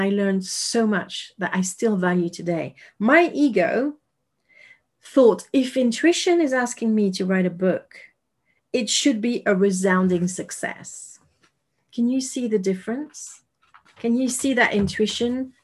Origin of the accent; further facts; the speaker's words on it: France; English is a second language; I am French and I'm speaking English to you right now